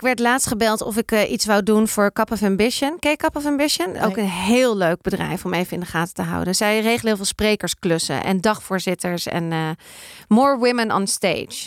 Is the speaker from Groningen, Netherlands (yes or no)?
no; Amsterdam, North Holland, Netherlands; Ik kom uit Amsterdam